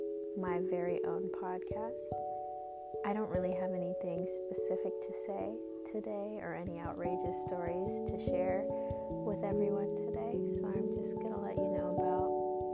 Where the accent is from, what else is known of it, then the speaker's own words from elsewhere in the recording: Nigeria; I am Nigerian. I am the first daughter to a Nigerian family